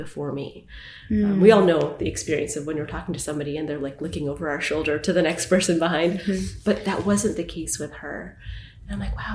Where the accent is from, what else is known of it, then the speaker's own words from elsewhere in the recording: Vancouver, British Columbia, Canada; moved away as an adult; also born or lived in Winnipeg / New York; now in Toronto, Canada; Born and raised in Canada, born in Winnipeg, grew up in Vancouver